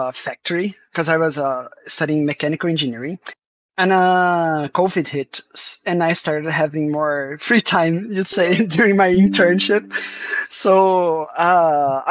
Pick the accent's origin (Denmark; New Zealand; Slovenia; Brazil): Brazil; I'm from Brazil